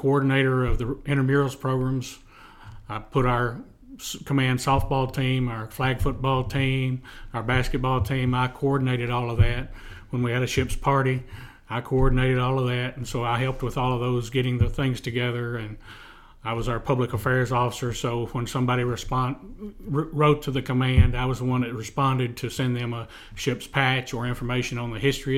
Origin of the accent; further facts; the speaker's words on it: Middle Tennessee, United States; I grew up in Middle Tennessee